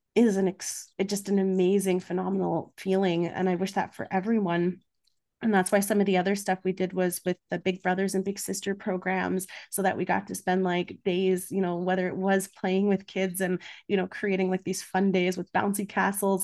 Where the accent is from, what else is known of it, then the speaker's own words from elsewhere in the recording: Canada; also born or lived in Budapest, Hungary; I'm Hungarian Canadian, but both my parents were refugees, so there is a difference in how I was raised